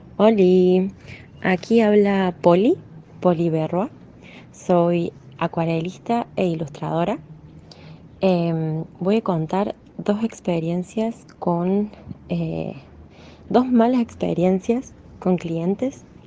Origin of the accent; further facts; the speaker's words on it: Argentina; yo soy de Argentina